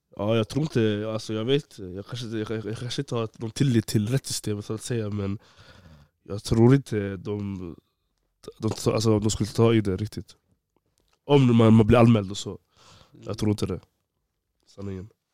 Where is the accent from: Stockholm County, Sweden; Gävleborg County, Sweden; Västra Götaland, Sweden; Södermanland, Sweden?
Västra Götaland, Sweden; Borås; also born or lived in Gothenburg; jag flyttade till Borås från Göteborg Jag gick i fyran